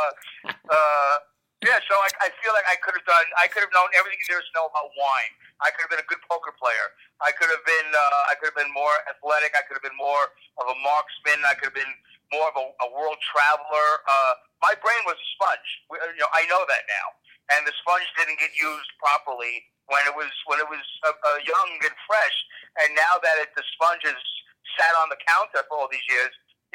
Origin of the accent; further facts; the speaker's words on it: New York City, New York, United States; a young Jewish boy growing up in Brooklyn